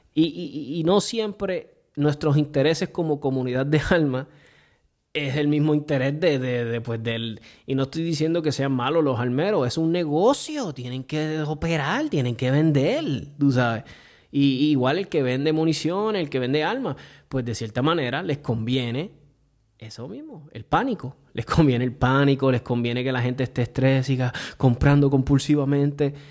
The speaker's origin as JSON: {"language": "Spanish", "country": "Puerto Rico", "tie": "born or raised there", "said": "desde que me crié en Puerto Rico, que vine de bien muchacho acá"}